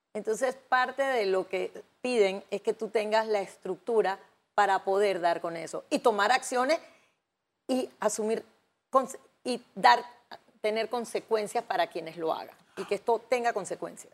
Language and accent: Spanish; Panama; nosotros, como panameños